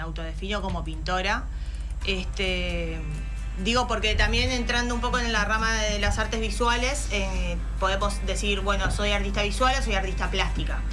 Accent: San Fernando, Buenos Aires Province, Argentina; moved away as an adult; now in Carmelo, Uruguay; yo soy de San Fernando

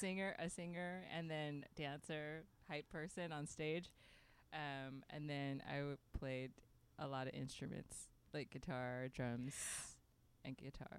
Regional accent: Houston, Texas, United States; Grew up, I was born in Houston

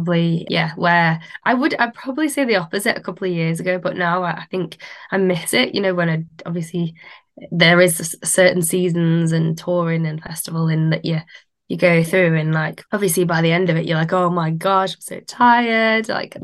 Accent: Manchester, North West England, United Kingdom; I am from Manchester.

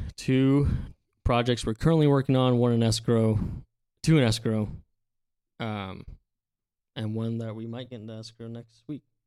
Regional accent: Central Valley, California, United States; born and raised in the Central Valley

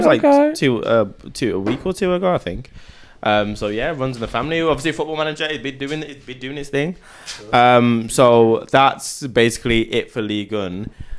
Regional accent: England, United Kingdom; I'm English.

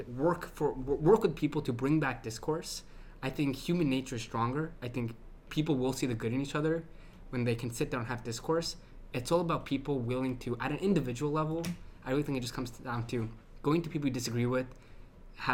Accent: New Hampshire, United States; I'm from New Hampshire

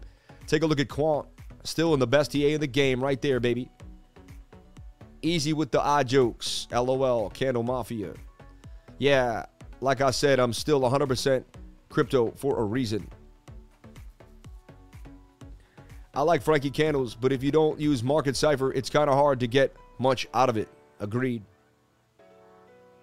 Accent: New York, United States; I grew up in New York

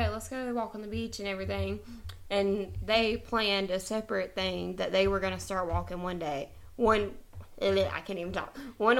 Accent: South Carolina, United States; We're from a really small town in South Carolina

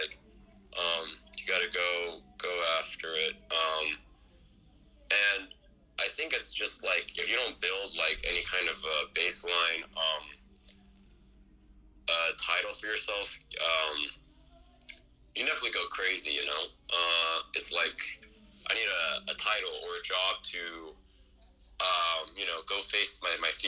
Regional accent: Pleasanton, California, United States; I'm actually from Pleasanton. I'm from the East Bay.

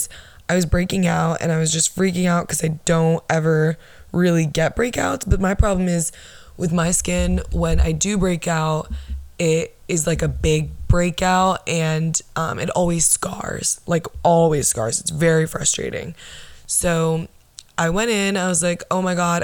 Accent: Orlando, Florida, United States; I'm from Florida. I'm from Orlando, Arnold Palmer Hospital, born August 11th, 1999

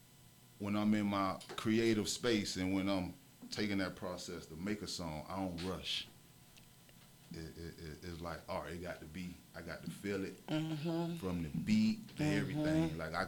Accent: Miami, Florida, United States; I am from Dade County, Overtown to be exact. Mm-hmm. But I'm from a little bit of everywhere, though.

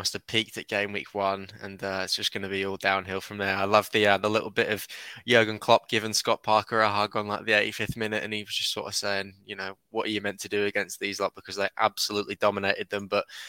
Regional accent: England, United Kingdom; accent: Southern; And unfortunately, I've got the Southern accent. But I am a Northerner by birth

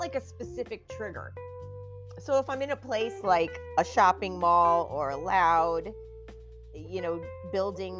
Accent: New Jersey, United States; now in California, United States; I'm born and raised in New Jersey

